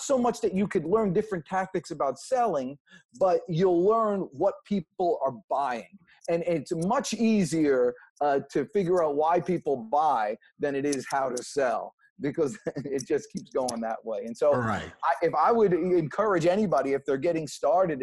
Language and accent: English; New Jersey, United States; moved away as an adult; now in Georgia, United States; I was from New Jersey